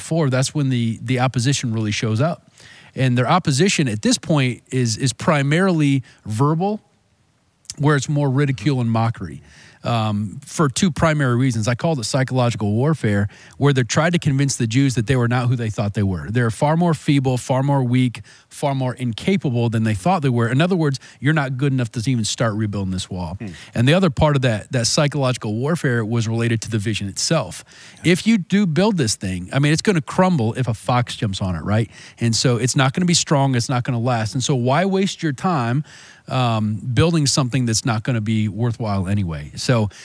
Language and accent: English; Fort Wayne, Indiana, United States; growing up in Fort Wayne, so I love the huge skyline buildings downtown